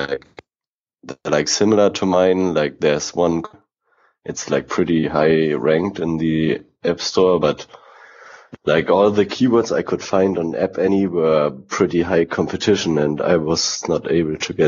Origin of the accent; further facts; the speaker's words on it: Germany; I'm from Germany